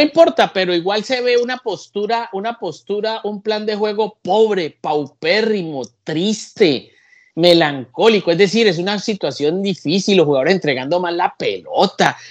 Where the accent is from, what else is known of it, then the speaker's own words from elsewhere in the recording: Colombia; En mi país